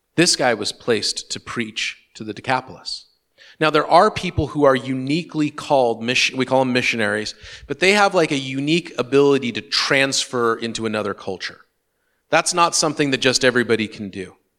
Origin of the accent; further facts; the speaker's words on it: Western Washington, United States; my experience growing up in Western Washington